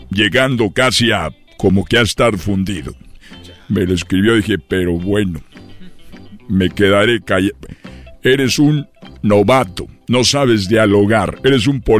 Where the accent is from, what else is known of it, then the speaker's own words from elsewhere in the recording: Guanajuato, Mexico; Es que yo soy de Guanajuato y tenía el peluche de la fiera.